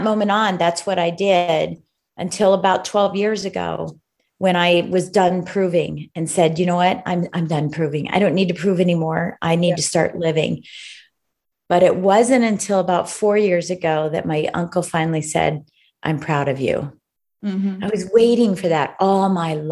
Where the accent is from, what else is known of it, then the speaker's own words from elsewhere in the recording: D.C., Virginia, United States; I'm from the United States. From the United States. I'm right outside of Washington, D.C. on the East Coast in beautiful Virginia. And so that's where I'm from.